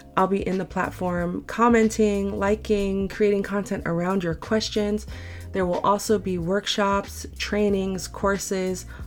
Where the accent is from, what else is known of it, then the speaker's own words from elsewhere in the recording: San Francisco, California, United States; I'm born and raised in San Francisco